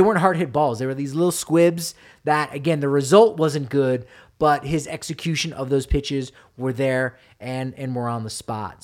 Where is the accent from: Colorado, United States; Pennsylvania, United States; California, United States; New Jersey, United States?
New Jersey, United States; now in Denver, United States; I'm from New Jersey